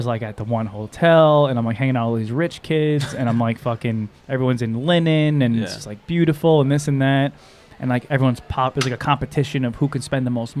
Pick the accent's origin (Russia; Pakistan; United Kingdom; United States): United States; New York; I'm from New York.